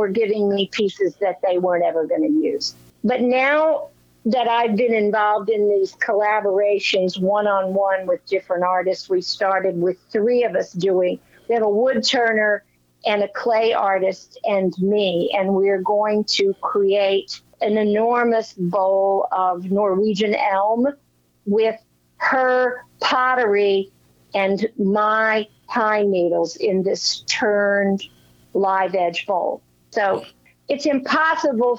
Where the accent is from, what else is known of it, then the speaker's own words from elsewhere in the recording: Bethesda, Maryland, United States; moved away; I grew up in Bethesda, so I'm an old Washingtonian at heart